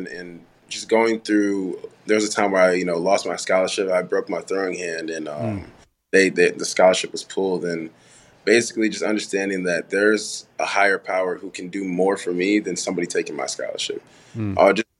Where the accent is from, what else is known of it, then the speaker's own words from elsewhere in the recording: Farmington Hills, Michigan, United States; also born or lived in Haiti; I'm originally from Haiti, but we grew up in Michigan, Farmington Hills, Detroit area